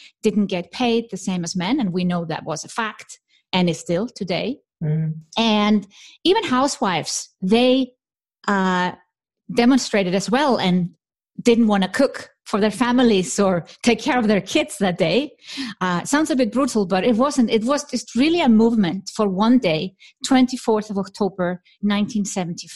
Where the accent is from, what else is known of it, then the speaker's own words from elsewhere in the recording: Iceland; now in Switzerland; I'm from Iceland